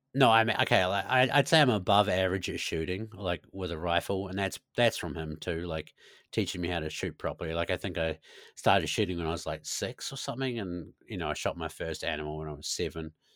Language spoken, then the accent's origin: English; New Zealand; moved away as an adult; also born or lived in Christchurch, New Zealand; now in Sweden; a Kiwi being Kiwi